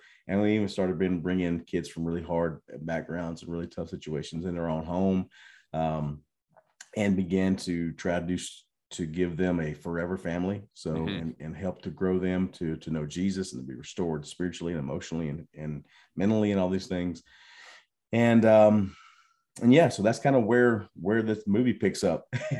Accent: Mississippi, United States; now in Thailand; Yeah, I'm from Mississippi. My wife will not claim me from Mississippi.

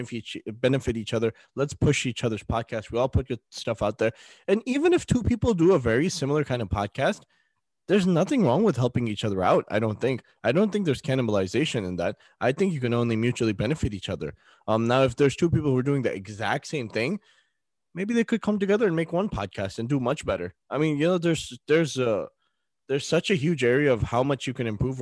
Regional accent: United States; As American Muslim podcasters

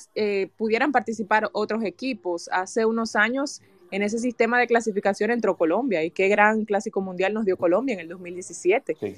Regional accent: Dominican Republic; nosotros como dominicanos

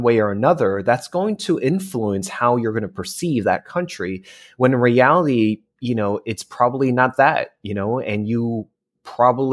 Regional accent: New Jersey, United States; now in California, United States; I was born and raised in New Jersey, and my parents are immigrants from China and Hong Kong

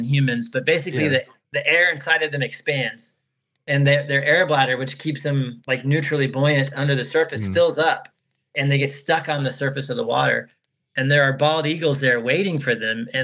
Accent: Florida, United States; also born or lived in Colorado; I moved from my home state of Florida

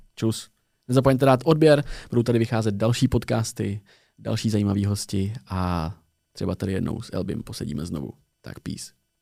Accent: Tábor, South Bohemian Region, Czechia; moved away as an adult; now in Prague, Czechia; Já jsem z tábora z jihu Čech

